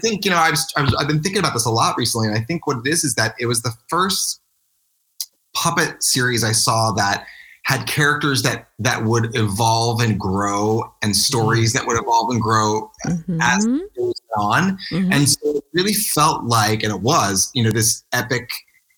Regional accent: Maple Shade, New Jersey, United States; I grew up in Maple Shade, New Jersey.

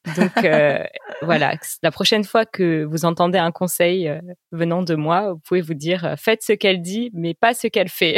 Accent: Bordeaux, Nouvelle-Aquitaine, France; moved away as an adult; now in Paris, France; je ne suis pas parisienne d'origine parce que j'ai grandi à Bordeaux, dans le sud-ouest de la France

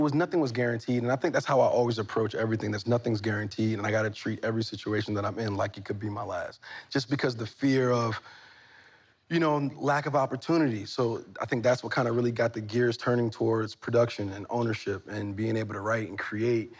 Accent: Newark, New Jersey, United States; I'm from Newark, New Jersey

